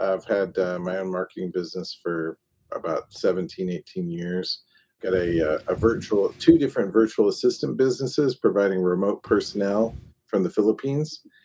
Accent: East Peoria, Illinois, United States; also born or lived in St. Louis, Missouri; now in Clearwater, United States; I grew up in East Peoria, Illinois, and then I moved down to St. Louis, Missouri, lived there for about 20 years. And then I've been down here in Clearwater for about 7 now

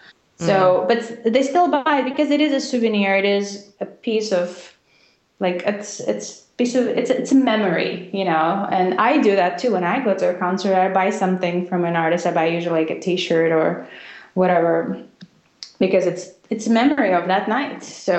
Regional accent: Russia; Because, you know, I grew up not just in Russia. I mean, I grew up in the very, very end of Soviet Union when things were just incredibly difficult. And in Russia, all we thought in the 90s was how to survive.

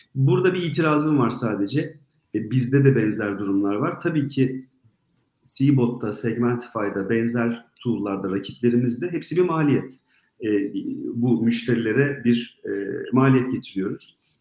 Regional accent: Southeastern Anatolia, Turkey; Ben Güneydoğuluyum.

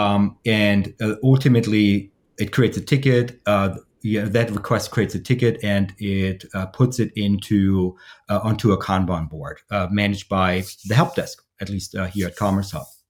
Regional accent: Germany; now in Columbus, United States; I'm based in the uh, Columbus, Columbus, Ohio area, uh, but originally I'm from Germany.

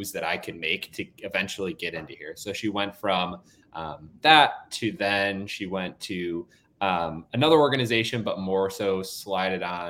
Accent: Wisconsin, United States; moved away as an adult; now in San Francisco, United States; I grew up in Wisconsin as a kid

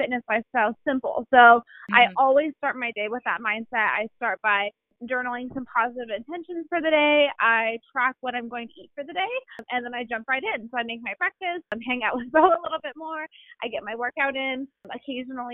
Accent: Southern California, United States; moved away as an adult; now in Virginia, United States; I grew up in Southern California.

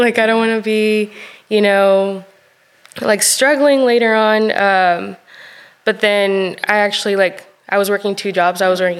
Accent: Chihuahua, Mexico; They actually had their own estética, their own beauty shop over there in Chihuahua. I'm from Chihuahua.

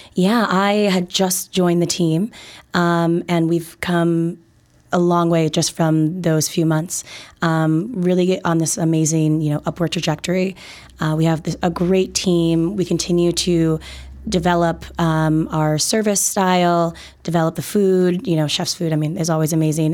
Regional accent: Minnesota, United States; now in Chicago, United States; I'm originally from Minnesota, uh, great, great state of Minnesota, ten thousand lakes and all

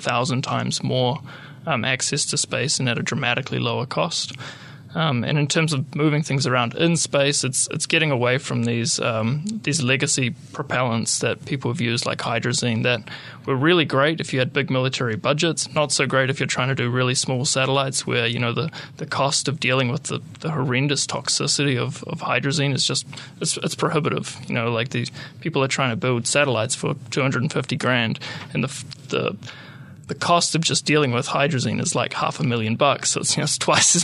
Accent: Hamilton, Waikato, New Zealand; also born or lived in Wellington / Netherlands / Germany; I'm a Kiwi. I was born in Wellington, raised in Hamilton. Did all my schooling and high school and stuff here

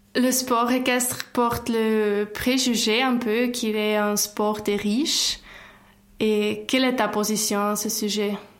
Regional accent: German-speaking Switzerland, Switzerland; je viens en fait de la Suisse alémanique

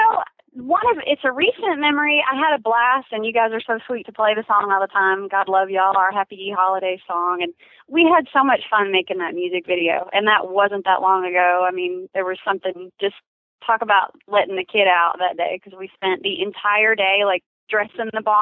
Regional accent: Texas, United States; I'm from Texas

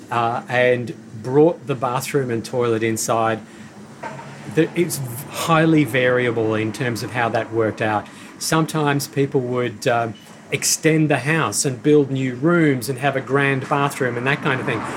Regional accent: Northern Ireland, United Kingdom; now in Australia; So that was a word when I moved out to Australia from Northern Ireland in 1972.

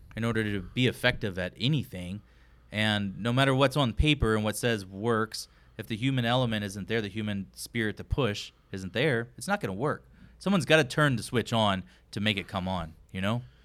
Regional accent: Texas, United States; I'm a Texan.

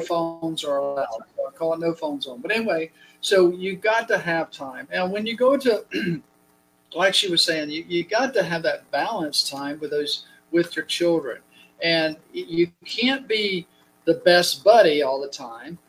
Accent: United States; We're American

